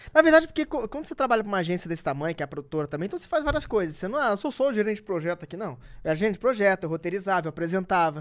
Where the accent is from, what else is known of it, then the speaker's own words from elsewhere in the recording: Rio de Janeiro, Brazil; eu sou nascido e criado na Cidade de Deus